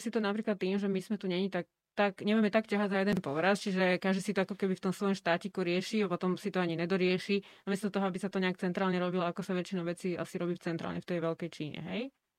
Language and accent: Slovak; Slovakia; u nás doma v Československu